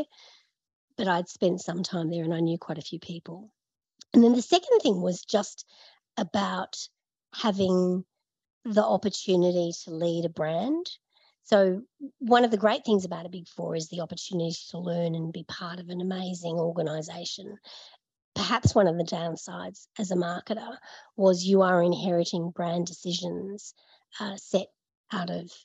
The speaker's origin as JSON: {"language": "English", "town": "Brisbane", "region": "Queensland", "country": "Australia", "tie": "born or raised there", "also_born_or_lived": "Sydney", "moved": "as an adult", "lives_now": "Melbourne, Australia", "said": "I grew up in Brisbane. I moved to Sydney."}